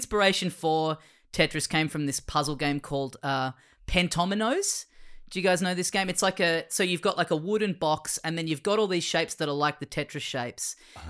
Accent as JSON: {"language": "English", "country": "Australia", "said": "we're Australian."}